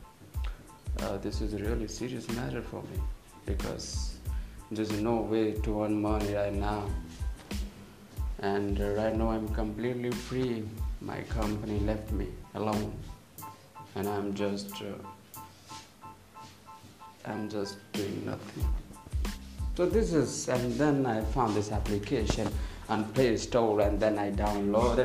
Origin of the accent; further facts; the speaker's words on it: Chandigarh, India; I'm from India, from Chandigarh